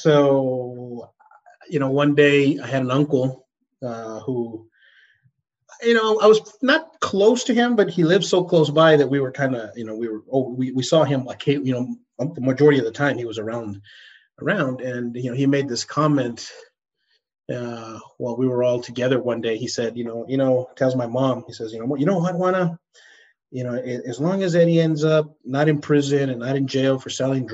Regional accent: El Paso, Texas, United States; moved away; growing up in El Paso

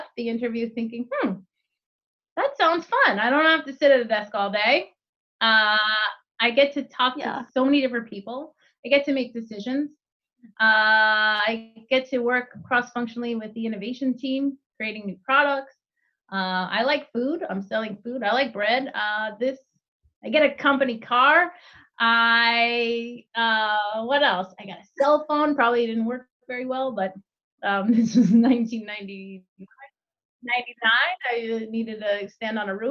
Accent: New Jersey, United States; I grew up in New Jersey

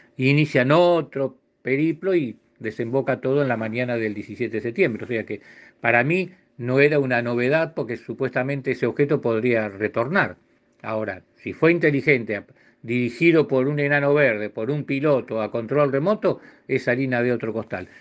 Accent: Argentina

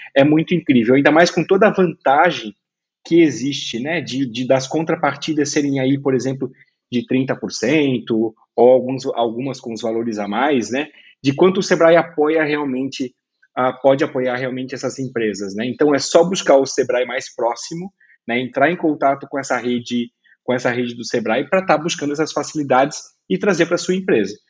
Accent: Brusque, Santa Catarina, Brazil; eu sou de Brusque

